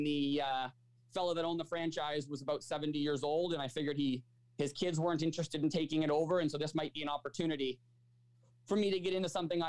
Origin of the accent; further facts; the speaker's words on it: Markham, Ontario, Canada; also born or lived in United States; I'm a Markham resident through and through. I did all my school here as well